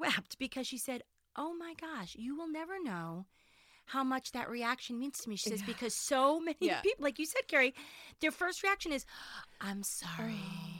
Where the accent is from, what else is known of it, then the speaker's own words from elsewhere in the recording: Winchester, United States; also born or lived in Manhattan; I live in Winchester. I grew up in Winchester. I did move to Manhattan for 10 years, so people don't think I didn't leave.